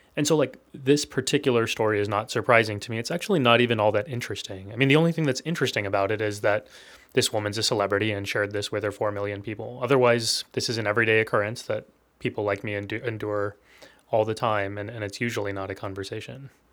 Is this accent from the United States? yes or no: yes; Texas, United States; I was born and raised in Texas